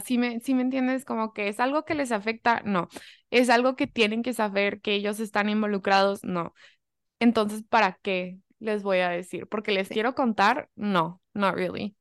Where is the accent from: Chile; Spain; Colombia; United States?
United States; moved away; also born or lived in Germany / Mexico (family heritage); soy mucho más gringa, o sea, 100% mucho más gringa